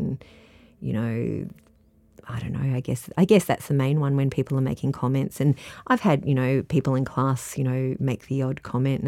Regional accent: Adelaide, South Australia, Australia; moved away as an adult; also born or lived in Melbourne, Australia; now in Latrobe Valley, Australia; I grew up in Adelaide

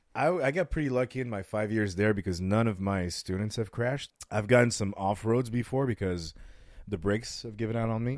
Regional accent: France; now in Las Vegas, United States; I was raised in France

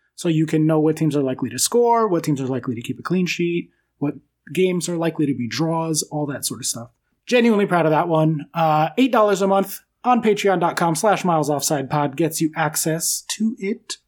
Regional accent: United States; I'm American

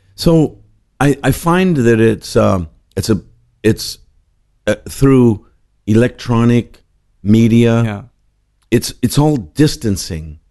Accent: Los Angeles, California, United States; also born or lived in Whittier; I grew up in a suburb of Los Angeles okay. in the East Side.

